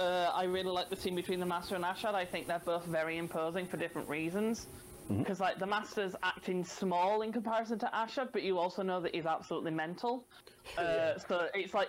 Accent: Yorkshire and the Humber, United Kingdom; coming from Yorkshire

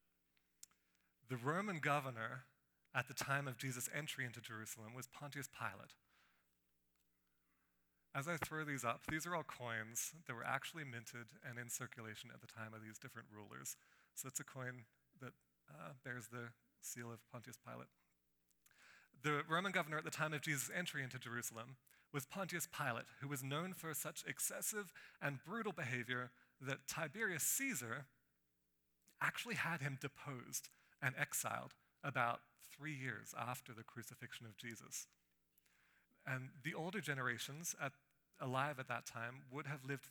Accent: Australia; moved away; I grew up in Australia, in the tropical part of Australia, where there are rainforests and waterfalls and crocodiles and beaches.

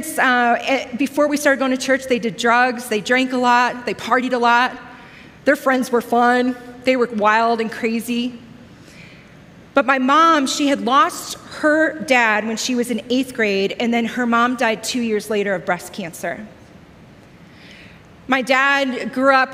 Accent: Joliet, Illinois, United States; a small inner city church where I grew up in Joliet, Illinois, south of Chicago

